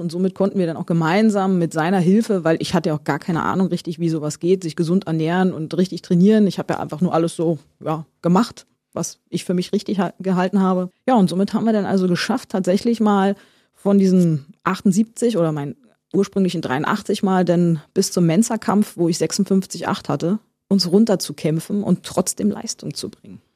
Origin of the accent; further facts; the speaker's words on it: Berlin, Germany; Wir Berliner